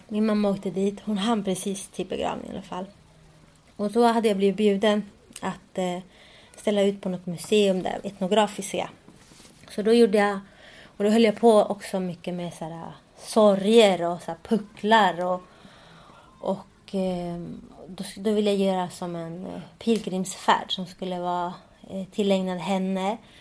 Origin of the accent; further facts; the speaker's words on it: Sweden; jag är ju uppväxt i Sverige